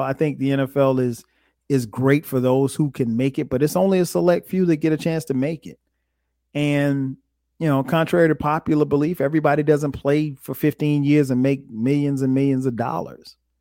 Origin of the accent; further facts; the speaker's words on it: Florence, South Carolina, United States; where I grew up in Florence.